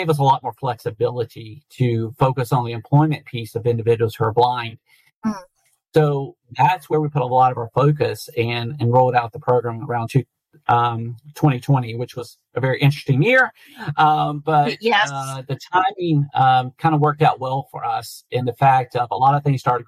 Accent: North Carolina, United States; I grew up in North Carolina

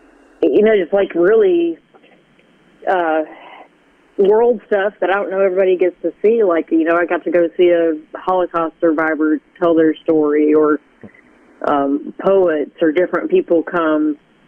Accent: Conway, United States; my dad's family lived in Conway for several generations already. And I really loved it because it was, it's really changed since I moved away

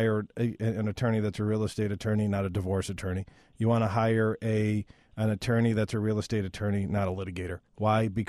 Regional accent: Northbrook, Illinois, United States; I'm from Northbrook

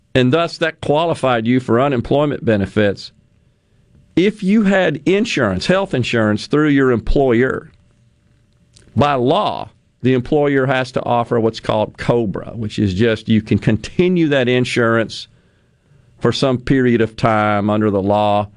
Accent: Ridgeland, Mississippi, United States; my hometown of Ridgeland

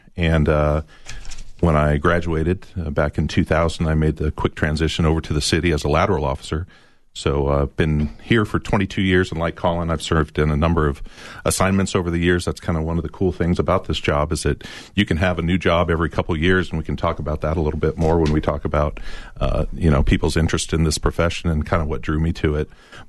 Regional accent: Chandler, Arizona, United States; I grew up in Chandler, Arizona, and went to high school there

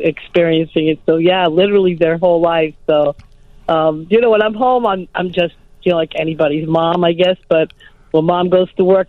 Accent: East Coast, United States; moved away as an adult; now in Chicago, United States; growing up on the East Coast

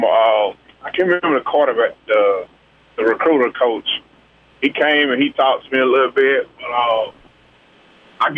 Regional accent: Greene County, Mississippi, United States; I'm still in Greene County, my hometown, man. I ain't never left.

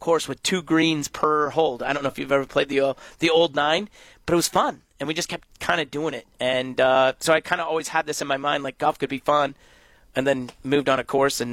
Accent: Prairie du Chien, Wisconsin, United States; I grew up in Prairie du Chien

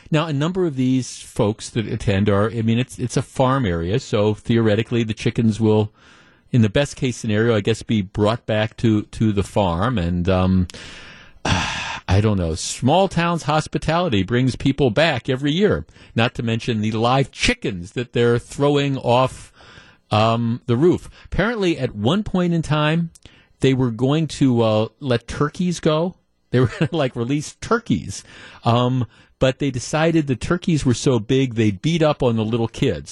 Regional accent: Glendale, Wisconsin, United States; I grew up in Glendale, so I mean, I remember Bayshore Shopping Center during the heyday

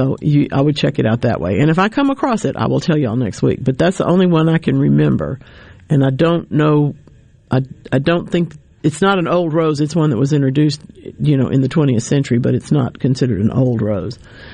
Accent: Mississippi, United States; I was raised in South Rankin County in a farming family.

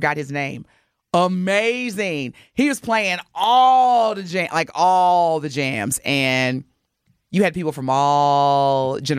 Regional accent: Southern Indiana, United States; now in Milwaukee, United States; Growing up in Southern Indiana too

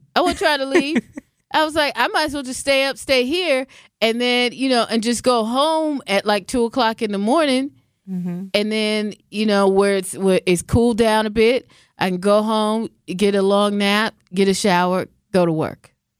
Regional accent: Washington, United States; also born or lived in Southern California / Central California; now in Wisconsin, United States; I mean, I'm from Washington. I'm saying Washington State, not D.C. I lived in Southern California. I lived in Central California. I've lived here in Wisconsin.

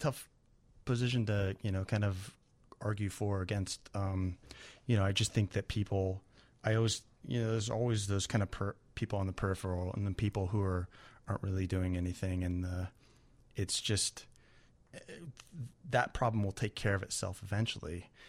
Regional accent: Kansas City, United States; I'm from Kansas City, and it's, you know.

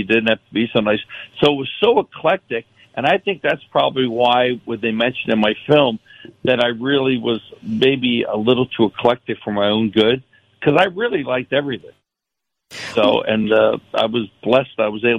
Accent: Maryland, United States; moved away; also born or lived in Philadelphia, Pennsylvania; I grew up in Maryland. I went to Philly later when my mother got divorced in about 1958.

